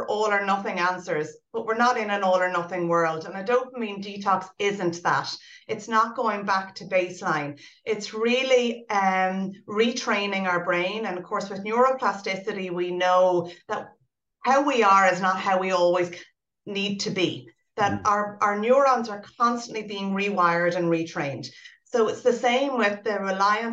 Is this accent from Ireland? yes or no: yes; Ireland; we're an Irish society